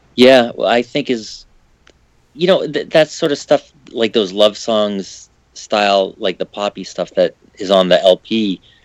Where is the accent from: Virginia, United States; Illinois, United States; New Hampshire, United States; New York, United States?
New Hampshire, United States; I grew up in New Hampshire